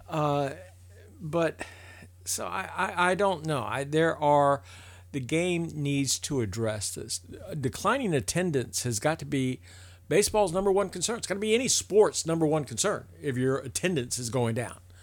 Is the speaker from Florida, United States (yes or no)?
yes; Tampa, Florida, United States; I grew up playing baseball in Tampa with a bunch of Cuban players